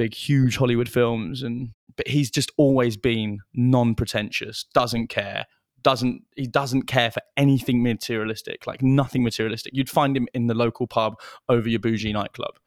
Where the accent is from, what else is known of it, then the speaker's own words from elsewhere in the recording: London, United Kingdom; also born or lived in Bolton; I grew up in London